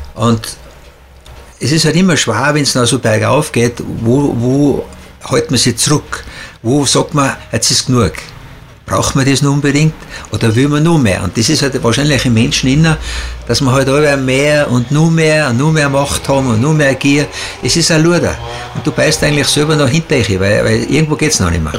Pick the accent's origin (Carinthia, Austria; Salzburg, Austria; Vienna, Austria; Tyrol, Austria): Tyrol, Austria; wir Tiroler